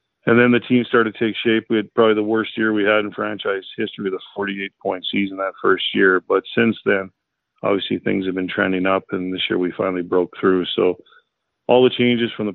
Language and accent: English; Coaldale, Alberta, Canada; my hometown here in Coaldale, Alberta, where my kids have grown up